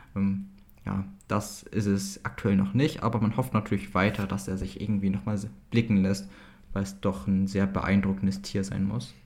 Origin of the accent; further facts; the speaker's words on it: East Frisia, Lower Saxony, Germany; als ja, Ostfriese